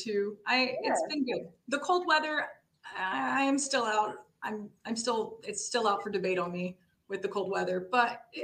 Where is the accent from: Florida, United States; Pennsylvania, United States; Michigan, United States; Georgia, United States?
Georgia, United States; Atlanta; moved away as an adult; also born or lived in Tennessee / Spain; now in Chicago, United States; I was born in Tennessee. My formative years, we moved there for my dad's work when I was around 10 or 12, something like this. Those were spent in Atlanta